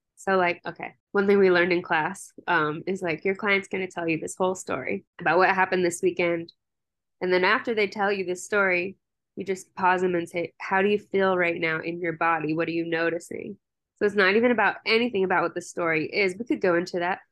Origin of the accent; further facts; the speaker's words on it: Maryland, United States; moved away as an adult; now in Colorado, United States; I'm from Maryland, and then I moved out here for undergrad